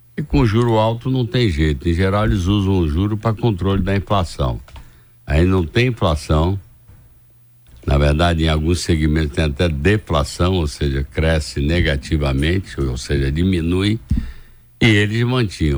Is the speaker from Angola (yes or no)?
no; Brazil; como brasileiro